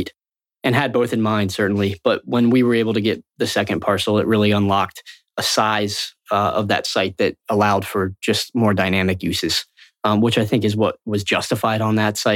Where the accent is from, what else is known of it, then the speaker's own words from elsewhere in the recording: Florida, United States; I grew up in Florida.